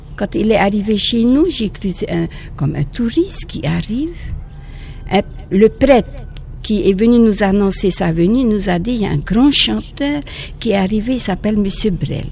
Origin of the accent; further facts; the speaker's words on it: French Polynesia; French is a second language; quelquefois je fais des fautes en français parce que je suis polynésienne. Alors, euh, quelquefois je fais des fautes, il faut être indulgent parce que c'est pas ma langue maternelle